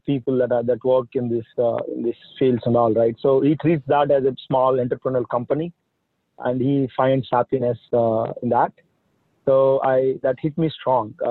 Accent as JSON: {"language": "English", "country": "India", "moved": "as an adult", "lives_now": "United States", "said": "I'm from India. That's where I came from. I came here in 2000 for doing my master's. In India, I'm from a small village"}